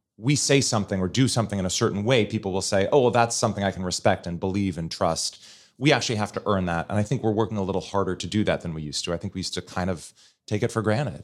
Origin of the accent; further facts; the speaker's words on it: Portland, Oregon, United States; moved away as an adult; also born or lived in Fargo, North Dakota; now in Washington, D.C., United States; when I was eight, my family moved to Portland, Oregon